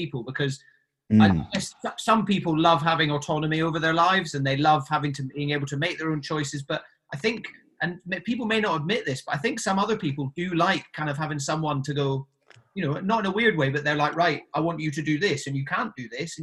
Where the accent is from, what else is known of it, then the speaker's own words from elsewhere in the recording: Highlands of Scotland, United Kingdom; moved away as an adult; also born or lived in Sydney, Australia; I grew up in the Highlands of Scotland in a tiny little town until I was 18